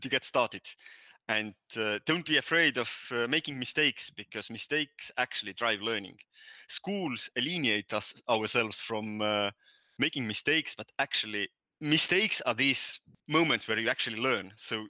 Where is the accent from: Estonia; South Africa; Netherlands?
Estonia; accent: Nordic; first language Estonian; English is a second language; My native language is Estonian. That's why I have this weird accent, Nordic accent.